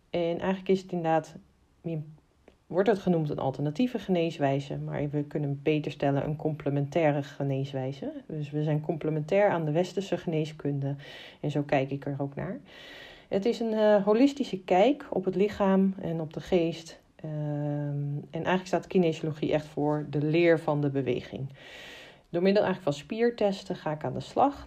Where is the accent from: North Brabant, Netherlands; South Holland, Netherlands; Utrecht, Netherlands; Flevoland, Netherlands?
Utrecht, Netherlands; Amersfoort; ik kom uit Amersfoort